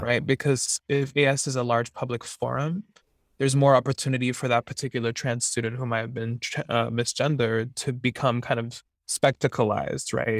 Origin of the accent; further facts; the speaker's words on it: Miami, Florida, United States; moved away as an adult; now in Santa Barbara, United States; I'm originally from Miami, Florida